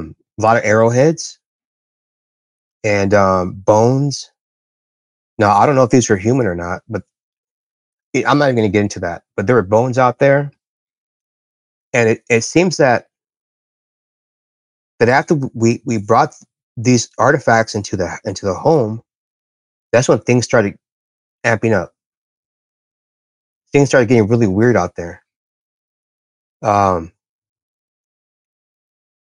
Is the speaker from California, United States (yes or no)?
yes; Bermuda Dunes, California, United States; also born or lived in Palm Desert, California; we moved from Palm Desert out to a place called Bermuda Dunes. And this is out in the middle of nowhere, the desert